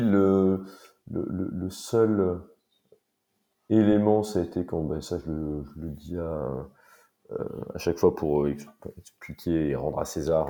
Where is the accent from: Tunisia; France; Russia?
France; Paris, Île-de-France; j'ai grandi et vécu à Paris toute ma vie